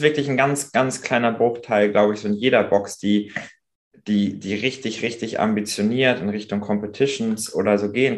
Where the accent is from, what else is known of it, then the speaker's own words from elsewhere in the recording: Pinneberg, Schleswig-Holstein, Germany; also born or lived in Hamburg; in meine Heimat, also raus aus Hamburg, rein mhm. nach Schleswig-Holstein, nach Pinneberg